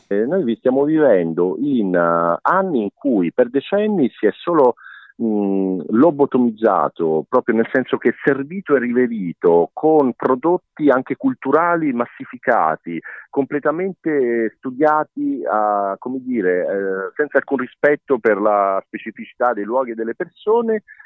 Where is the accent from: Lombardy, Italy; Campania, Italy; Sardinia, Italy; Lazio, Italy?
Lazio, Italy; Rome; now in Cagliari, Italy; io vengo da Roma, sono romano, per me, almeno per, per metà, diciamo